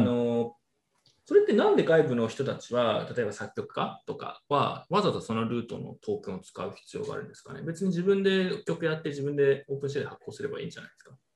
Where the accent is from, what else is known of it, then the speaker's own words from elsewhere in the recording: Tsukuba, Ibaraki, Japan; 出身の筑波でやったするじゃないですか